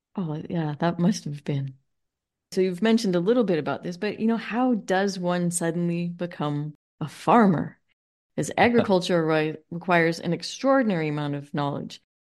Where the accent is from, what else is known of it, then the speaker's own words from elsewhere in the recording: Los Angeles, California, United States; I grew up in Los Angeles